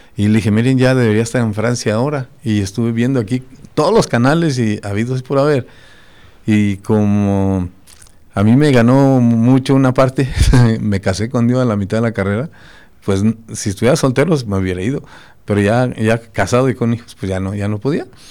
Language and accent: Spanish; Tarandacuao, Guanajuato, Mexico; En mi pueblo, yo soy de Tarandacuao, que es Purépecha prácticamente, porque estamos separados